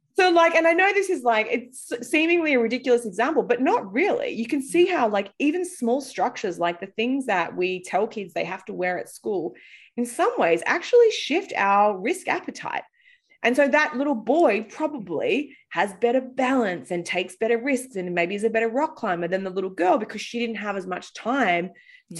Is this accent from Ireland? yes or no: no; Australia; moved away as an adult; also born or lived in London; now in United States; I grew up in Australia